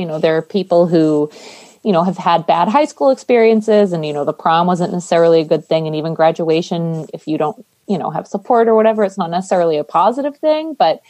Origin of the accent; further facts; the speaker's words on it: Ireland; I'm Irish.